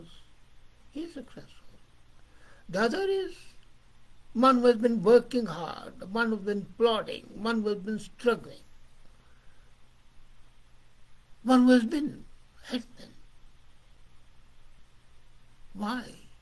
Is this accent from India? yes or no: yes; India; I'm from India, I'm Pakistani.